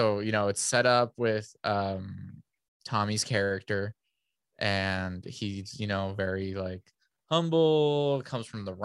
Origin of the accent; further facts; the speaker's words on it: San Diego, California, United States; born there; No, I was born in San Diego. Yeah.